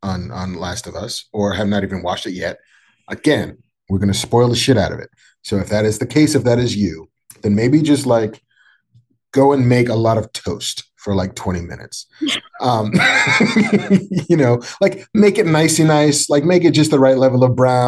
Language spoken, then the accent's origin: English; New York City, New York, United States; I'm a New Yorker